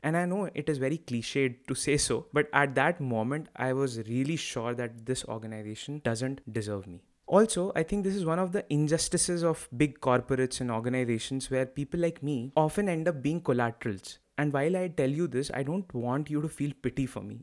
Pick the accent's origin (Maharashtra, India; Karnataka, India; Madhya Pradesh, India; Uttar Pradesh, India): Uttar Pradesh, India; Lucknow; moved away as an adult; also born or lived in Kanpur, India / Navi Mumbai, India / Bangalore, India / Lille, France; I grew up in Lucknow, did my schooling from there